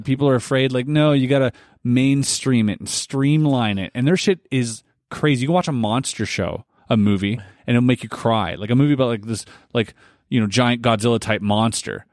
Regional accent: Canada; we are Canadian and we have, uh, leaders here

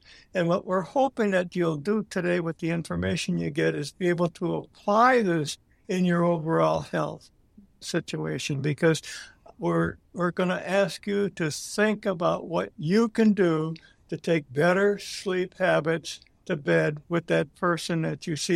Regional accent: Green Bay, Wisconsin, United States; moved away as an adult; also born or lived in Pennsylvania; I was born and raised in Green Bay.

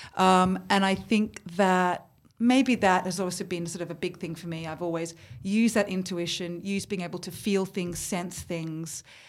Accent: Sydney, New South Wales, Australia; moved away as an adult; now in London, United Kingdom; I'm born in Australia, so was my mum

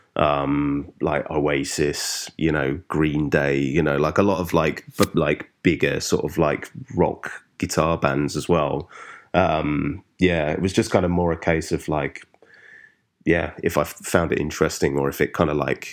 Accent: London, United Kingdom; also born or lived in Highams Park, London; I grew up initially in Stratford, which is like East London. And then we moved to sort of just northeast, place called Hyams Park, like when I was about 10

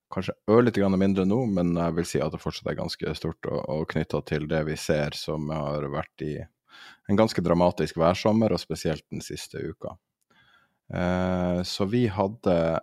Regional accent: Tromsø, Troms, Norway; der jeg er fra, i Tromsø og i Finnmark

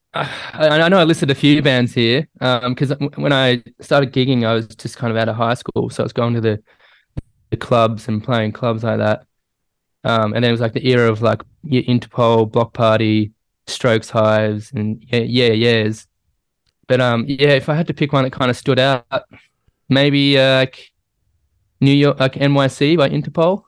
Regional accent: Melbourne, Victoria, Australia; I grew up in Melbourne

